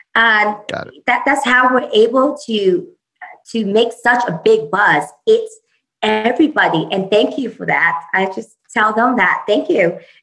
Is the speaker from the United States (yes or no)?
no; Vietnam; moved away; vietnam my home country